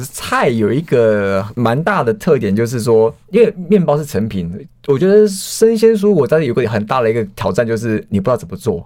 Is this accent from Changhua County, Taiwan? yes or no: no; Hualien, Hualien County, Taiwan; moved away; 因为我是花莲人